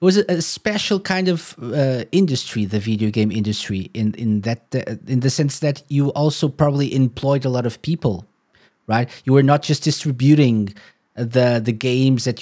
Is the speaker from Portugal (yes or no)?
yes; Portugal; I'm from Portugal